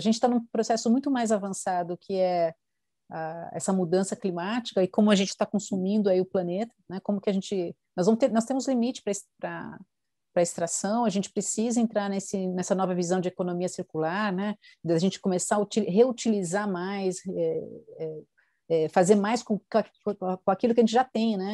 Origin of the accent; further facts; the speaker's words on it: Brazil; como brasileiros